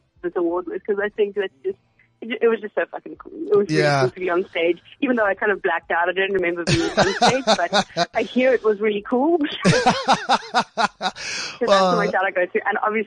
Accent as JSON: {"language": "English", "town": "Johannesburg", "region": "Gauteng", "country": "South Africa", "moved": "yes", "lives_now": "Cape Town, South Africa", "said": "Joburg. I'm from Joburg."}